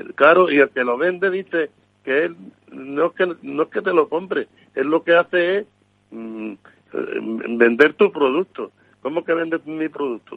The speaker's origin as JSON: {"language": "Spanish", "region": "Extremadura", "country": "Spain", "said": "yo que soy de Extremadura"}